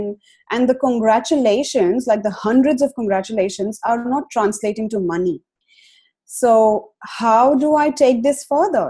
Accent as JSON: {"language": "English", "country": "India", "moved": "as an adult", "lives_now": "Australia", "said": "a runaway from India. So my husband and I, we migrated to Australia almost 4 years ago now"}